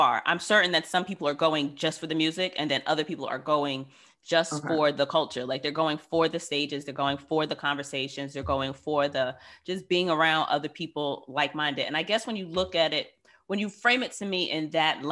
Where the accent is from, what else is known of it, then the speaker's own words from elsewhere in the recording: United States; someone who spent 35 years in America